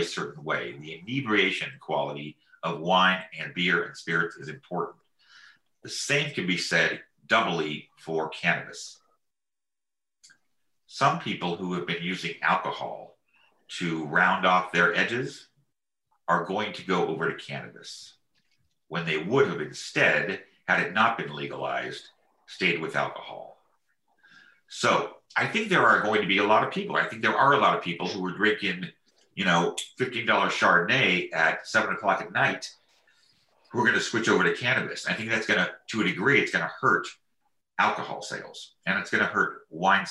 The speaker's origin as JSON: {"language": "English", "area": "Marin County", "region": "California", "country": "United States", "tie": "born or raised there", "said": "I grew up in Marin County in Nevada"}